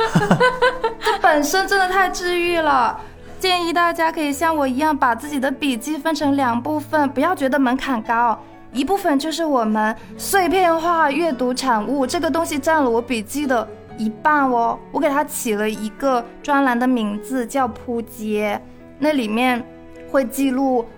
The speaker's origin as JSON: {"language": "Chinese", "region": "Shandong", "country": "China", "said": "我是山东人，我很爱吃咸的东西"}